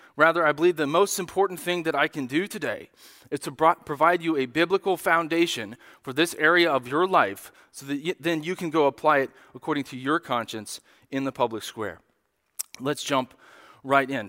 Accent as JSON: {"language": "English", "country": "United States", "said": "as American Christians"}